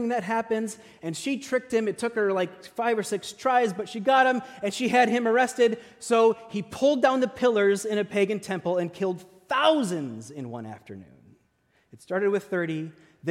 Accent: Midwest, United States; I grew up in the Midwest

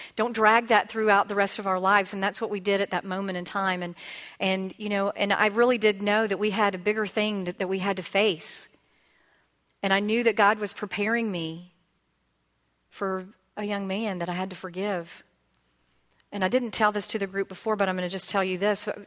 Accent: Pensacola, Florida, United States; I was born and raised in Pensacola

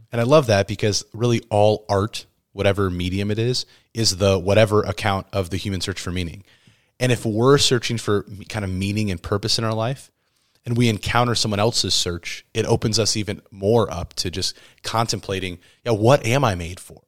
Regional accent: Midwest, United States; where I grew up here in the Midwest

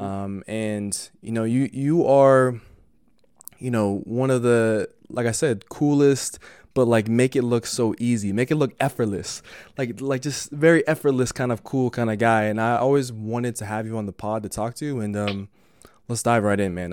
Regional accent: Denver, Colorado, United States; I'm from Denver

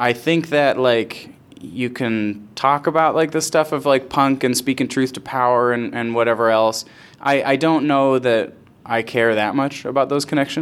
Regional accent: Rochester area, New York, United States; I started doing comedy in Rochester, which is sort of where I'm from

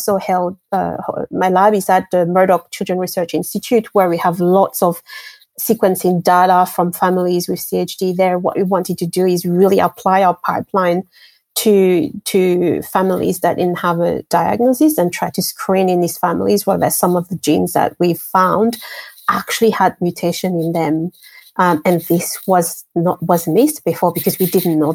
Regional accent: Martinique; English is a second language; also born or lived in Madagascar / France / Japan / Germany; now in Australia; I grew up in the French Caribbean, a beautiful island called Martinique. And before that, I was born in Madagascar

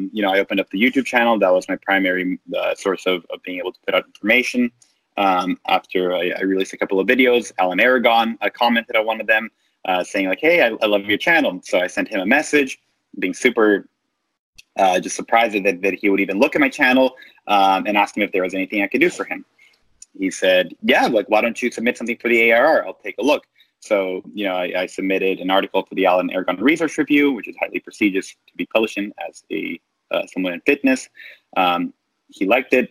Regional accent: Canada; moved away as an adult; now in United States; I'm Canadian

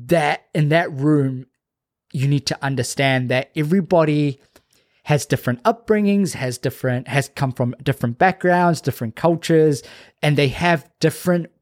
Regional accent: Auckland, New Zealand; growing up in South Auckland

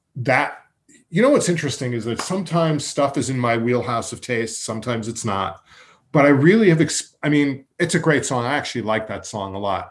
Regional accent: Massapequa Park, New York, United States; when we were growing up in Massapequa Park

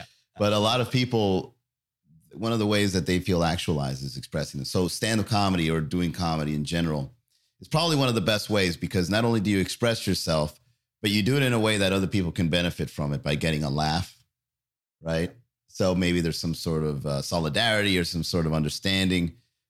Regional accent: Miami, Florida, United States; also born or lived in Long Island, New York; I was born in Long Island. I came to Miami when I was fairly young.

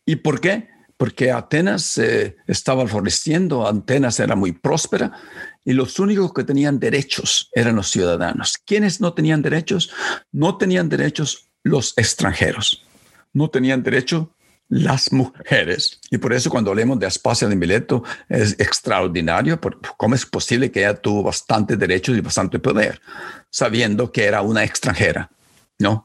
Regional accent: Chalchuapa, Santa Ana, El Salvador; cuando yo estaba creciendo en, mi pueblo Chalchuapa

